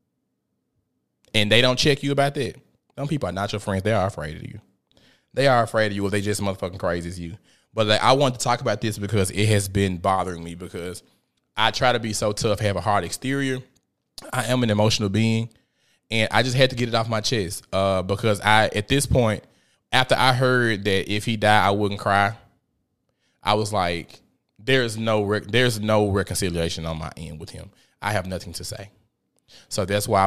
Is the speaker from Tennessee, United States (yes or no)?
yes; Memphis, Tennessee, United States; I'm from South Memphis, Tennessee.